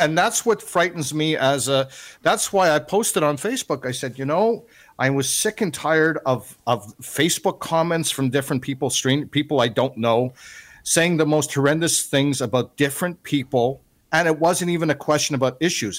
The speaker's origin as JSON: {"language": "English", "country": "Canada", "said": "me as a Canadian"}